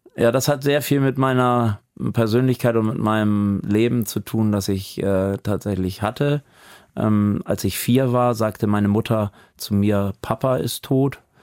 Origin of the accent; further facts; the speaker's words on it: Hamburg, Germany; moved away as an adult; also born or lived in Sülldorf, Blankenese, Hamburg; now in Amelinghausen, Germany; ich halte mich für einen Hamburger